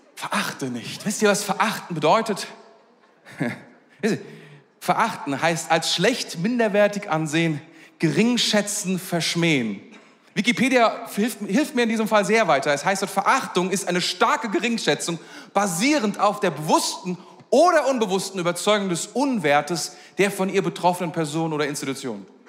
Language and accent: German; Germany; wir sind Deutsche.